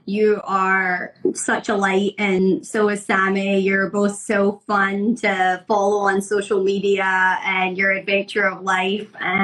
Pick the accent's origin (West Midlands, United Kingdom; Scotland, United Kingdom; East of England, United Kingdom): Scotland, United Kingdom; now in Florida, United States; I grew up in Scotland, which is, you know, primarily white people, mm-hmm. You know, moved to Florida and live in a primarily white community.